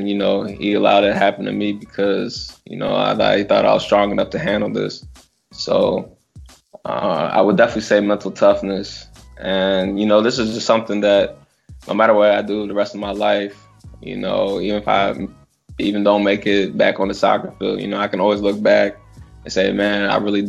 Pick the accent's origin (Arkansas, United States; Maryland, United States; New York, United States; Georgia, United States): Maryland, United States; Washington, D.C. area; I was drafted by my hometown team